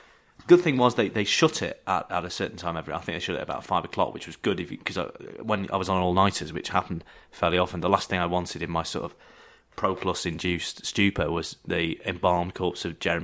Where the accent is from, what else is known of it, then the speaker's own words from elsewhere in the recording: Southport, North West England, United Kingdom; my hometown of Southport, which has the world's only lawnmower museum.